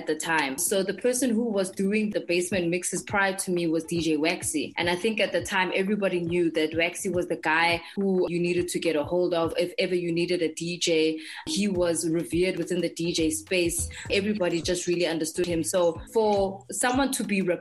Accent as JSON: {"language": "English", "town": "Johannesburg", "region": "Gauteng", "country": "South Africa", "tie": "born or raised there", "said": "I grew up in Johannesburg."}